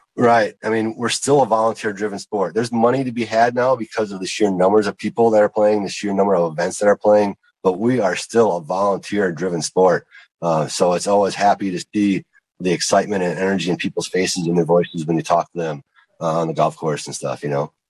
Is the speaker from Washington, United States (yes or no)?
no; Lake Michigan, Wisconsin, United States; I grew up on Lake Michigan